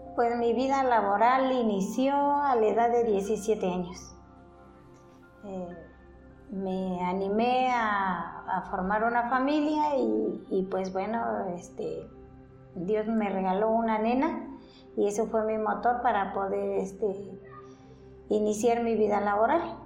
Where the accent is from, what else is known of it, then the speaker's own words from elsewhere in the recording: Mixquiahuala, Hidalgo, Mexico; aquí en Misquiahuala. Yo aquí, esta población a donde yo nací